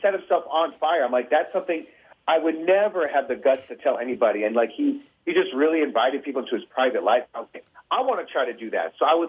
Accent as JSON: {"language": "English", "town": "Detroit", "region": "Michigan", "country": "United States", "also_born_or_lived": "Los Angeles", "moved": "yes", "said": "Even when I moved to LA, I would always just tell people I'm from Detroit"}